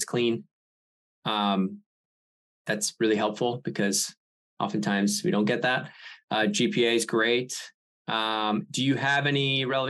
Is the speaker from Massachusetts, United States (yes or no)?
yes; Andover, Massachusetts, United States; Yeah, I'm from Andover. Do you know Andover?